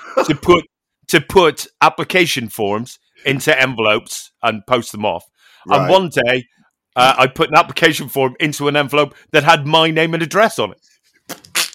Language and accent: English; Ireland; I'm Irish.